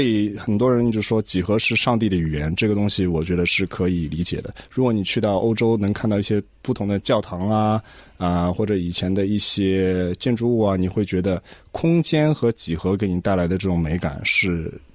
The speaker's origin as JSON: {"language": "Chinese", "country": "Australia", "said": "作为一个华裔的一个， 一个澳洲人也好，一个华人"}